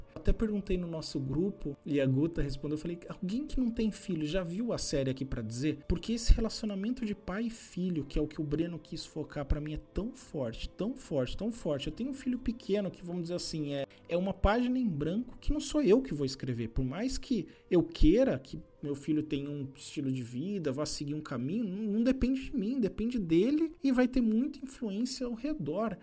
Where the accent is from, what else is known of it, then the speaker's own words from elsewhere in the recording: Brazil; como bom brasileiro